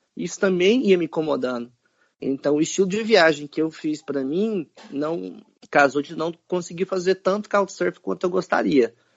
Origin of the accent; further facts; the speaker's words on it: Brazil; a gente é brasileiro